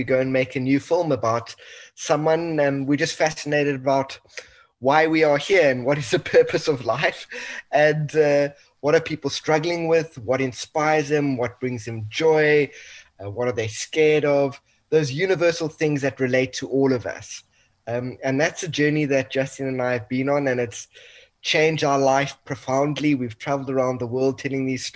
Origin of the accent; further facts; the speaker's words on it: South Africa; family's Italian, but 100% South African